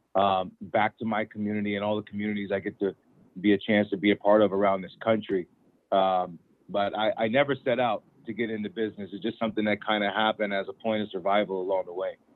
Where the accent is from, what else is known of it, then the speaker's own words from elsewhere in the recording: Federal Way, Washington, United States; we are the first black extended family of my hometown in Federal Way